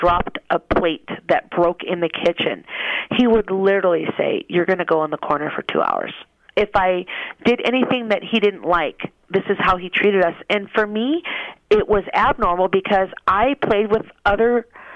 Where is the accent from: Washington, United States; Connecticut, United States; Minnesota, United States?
Minnesota, United States; moved away as an adult; now in Las Vegas, United States; I am originally from Minnesota, and I live in Las Vegas now.